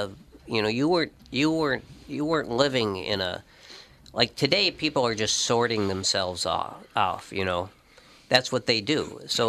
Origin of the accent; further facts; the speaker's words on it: St. Paul, Minnesota, United States; I mean, I grew up on Cretan Avenue in St. Paul